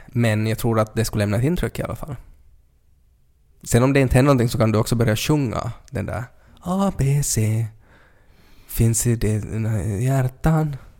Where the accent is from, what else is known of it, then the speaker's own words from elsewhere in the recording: Finland; som finlandssvensk